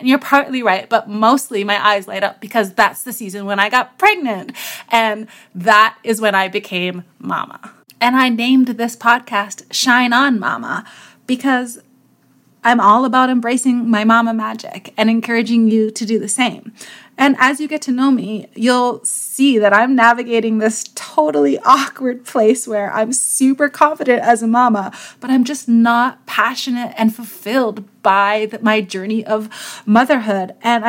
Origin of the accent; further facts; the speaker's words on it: New York, United States; also born or lived in Greater Toronto Area, Canada; I'm from New York. And then, of course, I'm going to go into how I'm from upstate New York and how I came that way via the GTA